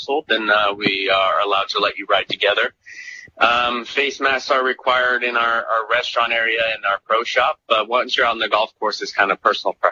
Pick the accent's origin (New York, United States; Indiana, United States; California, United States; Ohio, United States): California, United States; Lindsay; moved away as an adult; now in Monterey County, United States; So I'm from the Central Valley, a little town called Lindsay.